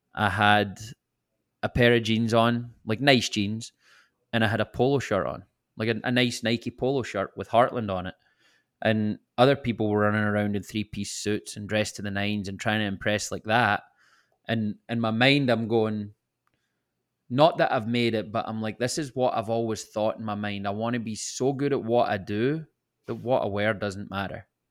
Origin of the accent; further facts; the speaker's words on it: Scotland, United Kingdom; moved away; I can never get away from being the Scottish guy